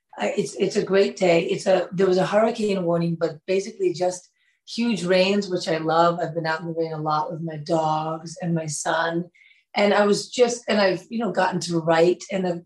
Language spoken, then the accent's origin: English; New York City, New York, United States; also born or lived in Connecticut; I'm born and raised in New York and still have my place in New York. I'm just in Connecticut for the moment.